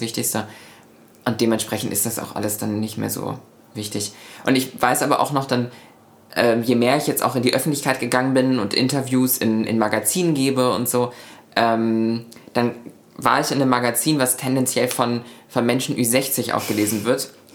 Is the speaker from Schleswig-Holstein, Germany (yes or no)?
yes; Lübeck, Schleswig-Holstein, Germany; also born or lived in Buxtehude; in meiner Heimatstadt in Lübeck